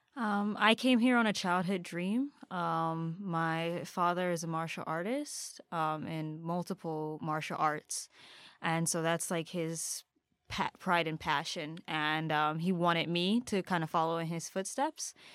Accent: Upper Marlboro, Maryland, United States; moved away as an adult; also born or lived in Baltimore, Maryland; now in Japan; originally grew up in, in Upper Marlboro, Maryland

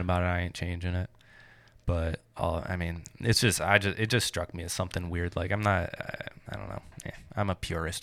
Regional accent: Michigan, United States; I grew up in Michigan

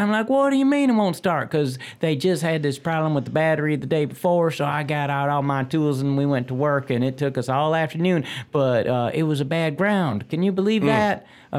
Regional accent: Kentucky, United States; moved away; Kentucky's got it going on. $3.03, my home state.

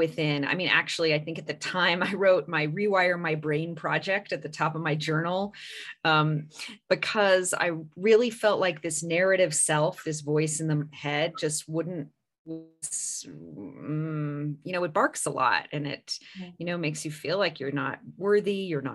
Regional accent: California, United States; I grew up in California

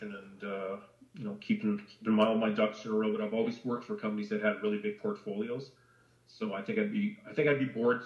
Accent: Edmonton, Alberta, Canada; I was born in Edmonton, and my family's always been around from there

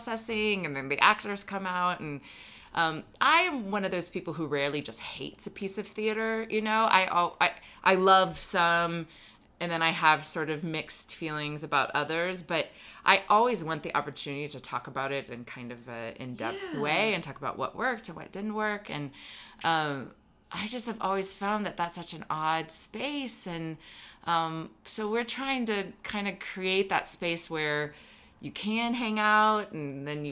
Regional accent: Texas, United States; moved away; I'm originally from Texas

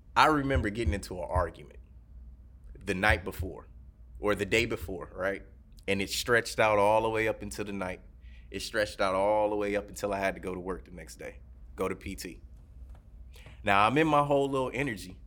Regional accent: Detroit, Michigan, United States; moved away; I grew up in Detroit, so I've heard gunshots

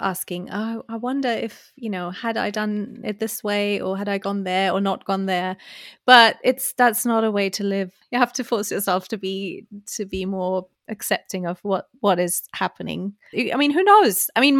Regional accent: Germany; English is a second language; I am who I am, and my accent is what it is, and I don't need to be knowing I'm from Germany but then I lived there

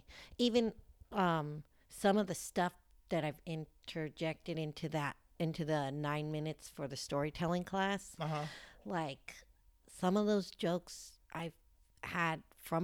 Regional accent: South Lake Tahoe, California, United States; moved away as an adult; also born or lived in Los Angeles, California; now in Sacramento, United States; No, I'm from Lake Tahoe, actually.

